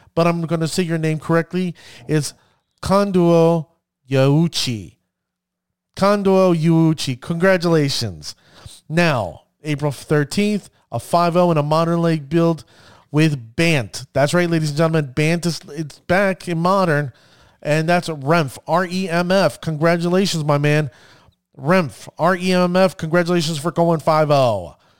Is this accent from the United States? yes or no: yes; United States; I'm an American